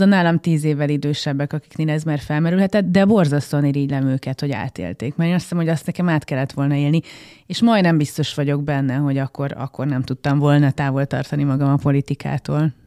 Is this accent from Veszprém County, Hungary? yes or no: no; Gödöllő, Pest, Hungary; a nagy családi házat, amiben részben én is fölnőttem